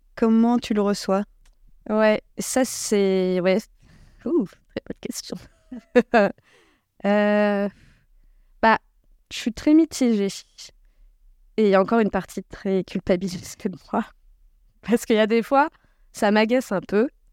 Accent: Creuse, Nouvelle-Aquitaine, France; je suis née en Creuse

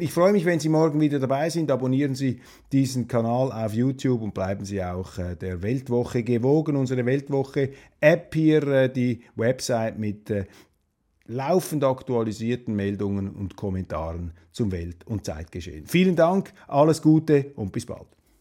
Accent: Switzerland; Als äh, Schweizer

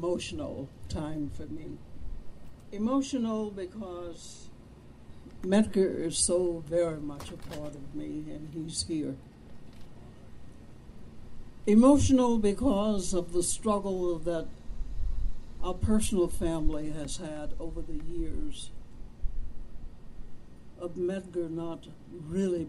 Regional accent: Vicksburg, Mississippi, United States; I was born in Vicksburg

